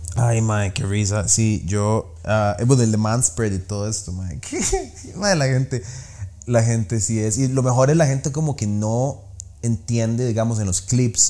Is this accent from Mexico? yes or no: no; Costa Rica; soy tico